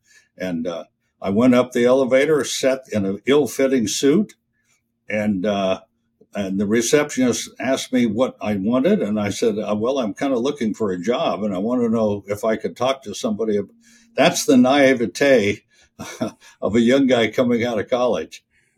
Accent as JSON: {"language": "English", "region": "California", "country": "United States", "tie": "born or raised there", "also_born_or_lived": "Kansas", "said": "Well, I came from Kansas originally, but I spent a good part of my youth in California, in the Bay Area of California. So I'm kind of mid-bi-coastal, let's put it that way."}